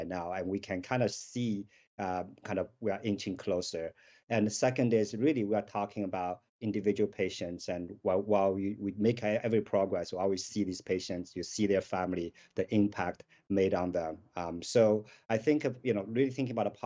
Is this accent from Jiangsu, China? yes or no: no; Shanghai, China; moved away; I grew up in Shanghai